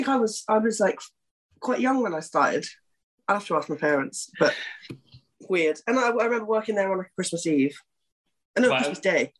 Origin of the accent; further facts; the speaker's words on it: Stubbington, South East England, United Kingdom; also born or lived in Southampton; Southampton, because that's where I'm kind of originally from. So my parents were there.